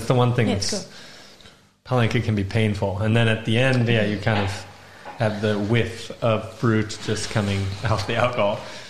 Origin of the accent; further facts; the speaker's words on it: Waukee, Iowa, United States; moved away as an adult; now in Budapest, Hungary; Waukee, Iowa. That's where I grew up. That's my hometown bar.